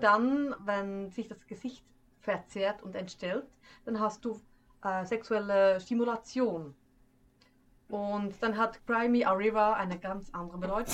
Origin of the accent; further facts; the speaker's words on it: Schwyz, Switzerland; accent: Swiss German; first language Swiss German; moved away; ich komme aus dem Kanton Schwyz